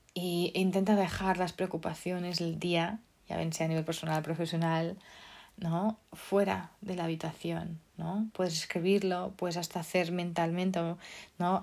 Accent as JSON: {"language": "Spanish", "country": "Portugal", "moved": "yes", "lives_now": "Spain", "said": "Yo como soy portuguesa"}